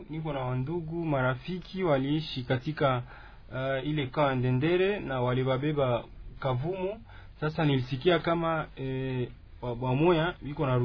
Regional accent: Goma, North Kivu, DR Congo; now in Bukavu, DR Congo; E, tulitoka Goma, tuli ilikuwa

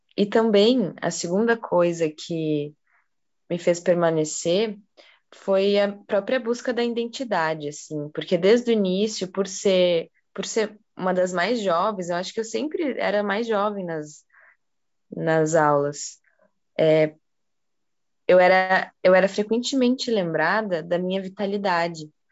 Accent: Porto Alegre, Rio Grande do Sul, Brazil; moved away as an adult; now in Curitiba, Brazil; Eu sou de Porto Alegre e eu fui para Curitiba para estudar. Eu estou em Curitiba faz uns cinco anos

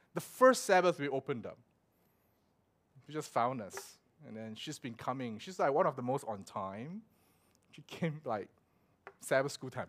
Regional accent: Singapore; moved away; also born or lived in Melbourne; growing up in Singapore

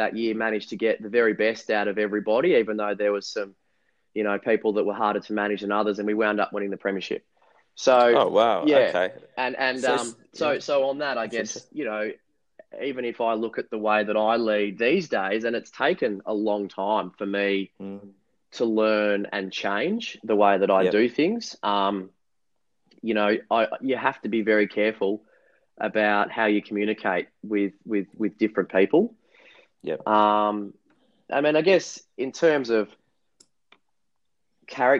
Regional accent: Mount Eliza, Victoria, Australia; where I grew up on the Mornington Peninsula down here in Melbourne

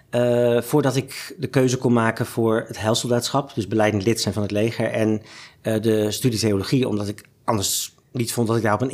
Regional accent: Zaandam, North Holland, Netherlands; born there; now in Amsterdam, Netherlands; Ik ben geboren in Zaandam, maar via allerlei omzwervingen eh, in Nederland uiteindelijk in Amsterdam terechtgekomen.

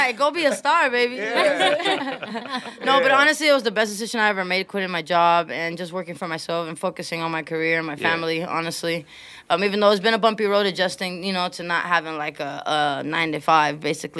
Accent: Puerto Rico; first language es; English is a second language; now in United States; I spoke Spanish first. I learned how to speak English when I came to the States. I came from Puerto Rico.

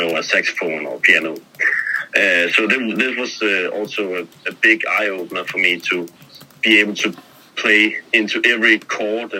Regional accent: Copenhagen, Capital Region of Denmark, Denmark; I'm born and raised in Copenhagen, Denmark

